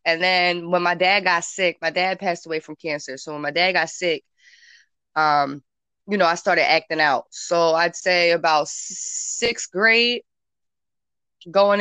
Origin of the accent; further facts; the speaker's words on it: Somers Point, New Jersey, United States; I grew up in Summers Point, a little ass town in Summers Point